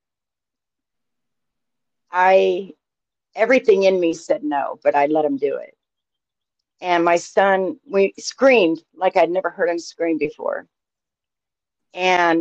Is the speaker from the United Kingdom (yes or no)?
no; Idaho, United States; I'm born and raised in Idaho